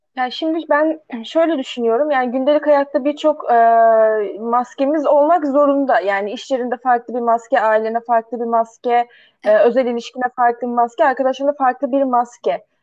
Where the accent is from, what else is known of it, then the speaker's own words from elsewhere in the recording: Ankara, Turkey; also born or lived in Karşıyaka, İzmir; now in İzmir, Turkey; nerelisin diye sorulduğunda, işte Ankara diyorum, nerede yaşıyorsun? İzmir, Karşıyaka diyorum.